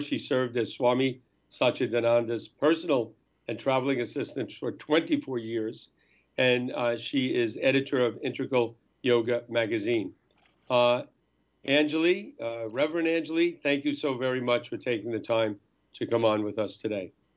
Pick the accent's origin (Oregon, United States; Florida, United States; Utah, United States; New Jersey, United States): New Jersey, United States; North Bergen; I'm from North Bergen. I grew up near the Lincoln Tunnel.